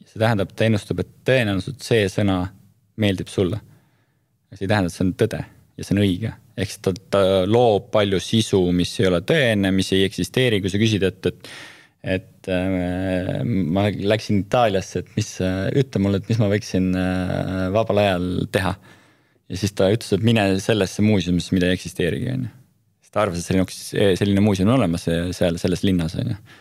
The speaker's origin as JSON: {"language": "Estonian", "country": "Estonia", "said": "me oleme Eestist"}